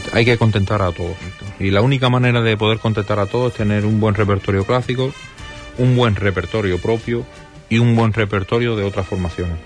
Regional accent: a town neighbouring Ayamonte, Andalusia, Spain; Yo no soy de Ayamonte, yo soy, de pueblo vecino, pero soy, ayamontino de adopción

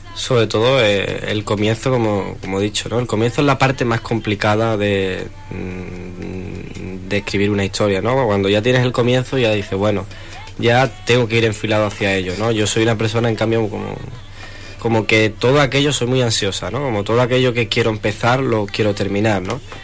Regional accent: Huelva, Andalusia, Spain; yo soy español, andaluz, pero me siento choquero, me siento nubense

